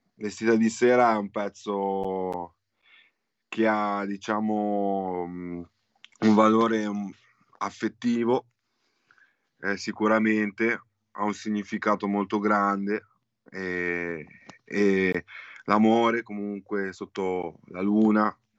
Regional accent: Genoa, Liguria, Italy; Di Genova, di Genova

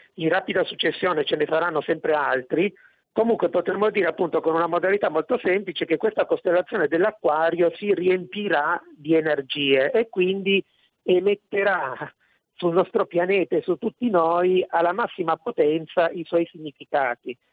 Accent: Italy

